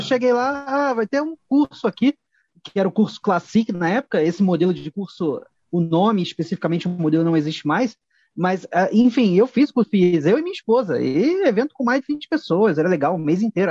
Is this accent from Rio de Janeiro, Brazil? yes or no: yes; Rio de Janeiro, Brazil; moved away as an adult; now in São Paulo, Brazil; Nasci e fui criado no Rio de Janeiro, só me mudei para São Paulo muito mais velho.